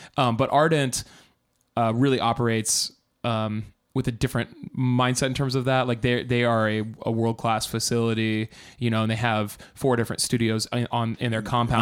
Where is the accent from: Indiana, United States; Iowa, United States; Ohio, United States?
Iowa, United States; I'm from Iowa